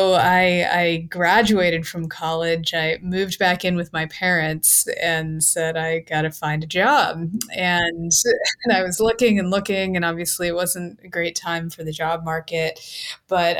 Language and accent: English; Cincinnati, Ohio, United States; I'm from Cincinnati, Ohio. That's where I was living when I was working at GE